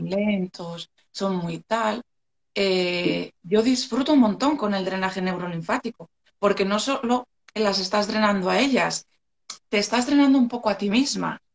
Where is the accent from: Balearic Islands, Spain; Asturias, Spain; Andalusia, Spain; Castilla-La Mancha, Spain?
Asturias, Spain; Gijón; soy de Asturias, soy de Gijón